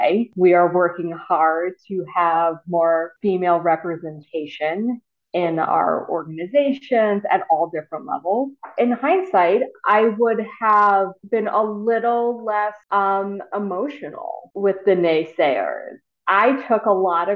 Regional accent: the South, United States; growing up in the South

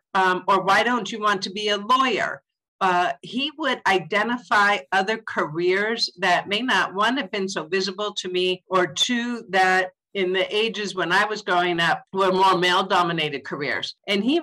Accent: Southern California, United States; I'm a California born and raised girl. I grew up in Southern California

